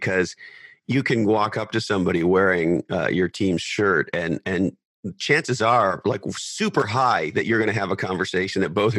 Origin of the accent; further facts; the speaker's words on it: Montreal, Quebec, Canada; now in Santa Cruz, United States; I grew up in Montreal, Canada